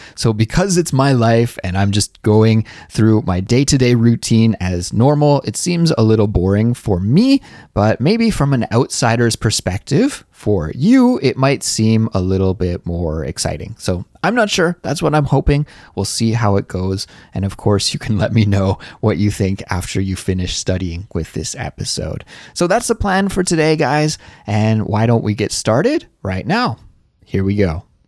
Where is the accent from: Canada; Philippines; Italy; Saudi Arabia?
Canada; moved away as an adult; now in Seoul, South Korea; I'm a Canadian, and I currently live in Seoul, South Korea